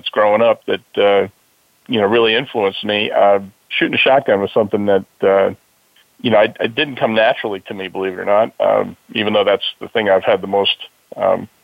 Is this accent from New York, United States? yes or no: yes; Mount Hope, New York, United States; also born or lived in Yonkers, New York; we moved to Middletown, New York, a little town called Mount Hope, and my nearest neighbor was about a 3/4 mile away